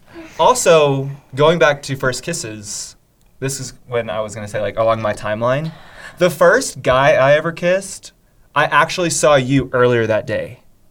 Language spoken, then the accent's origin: English; Midlothian, Texas, United States; I'm from Midlothian.